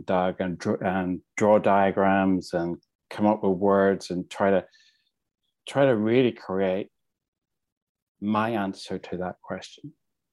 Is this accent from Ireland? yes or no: yes; Ireland; now in London, United Kingdom; I'm from Ireland originally. I'm married with three children and live in London